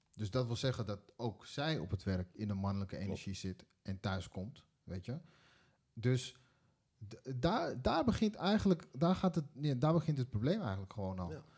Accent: Netherlands; also born or lived in Suriname (ancestry); we zijn ook allemaal geboren in Nederland

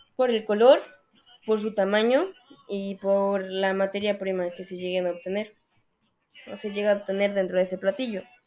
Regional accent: Mexico; nosotros como mexicanos

